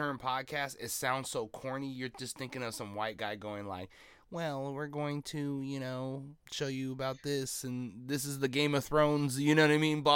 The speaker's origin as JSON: {"language": "English", "town": "Seattle", "region": "Washington", "country": "United States", "said": "I'm from Seattle"}